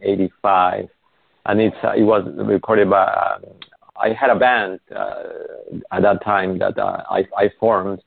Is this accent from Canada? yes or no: no; Peru; moved away as an adult; now in Los Angeles, United States; I was born in Peru